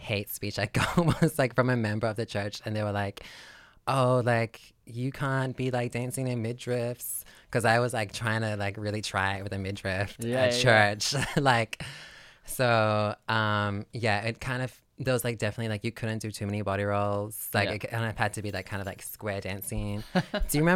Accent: New South Wales, Australia; now in Sydney, Australia; So I'm a country girl. So basically grew up in Maria.

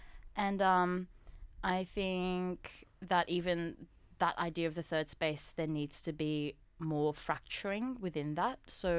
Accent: Australia; for me, for example, being Korean Australian, not quite Korean, not quite Australian, so being that third category of Korean Australian.

